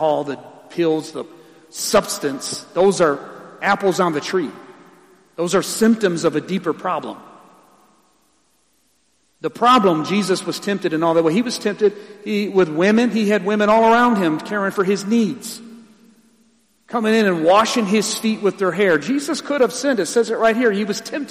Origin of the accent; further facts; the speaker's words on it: Ecorse, Michigan, United States; I'm from Ecorse